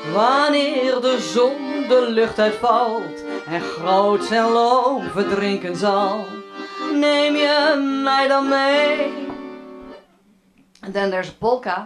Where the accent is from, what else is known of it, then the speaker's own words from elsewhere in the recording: near Amsterdam, North Holland, Netherlands; also born or lived in France / Oakland, United States; now in Portland, United States; was born very close to Amsterdam, and I lived there for quite a bit. And then I moved to France, and I lived there for quite a bit. And then I moved to Oakland